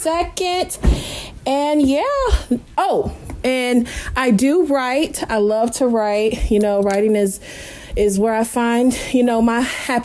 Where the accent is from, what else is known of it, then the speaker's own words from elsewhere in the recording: Kentucky, United States; as you know, I've already previously said. I'm from Kentucky. I'm African American.